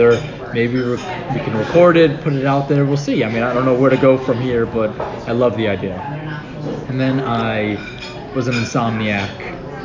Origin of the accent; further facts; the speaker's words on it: New York, United States; me being the New Yorker I am with a loud mouth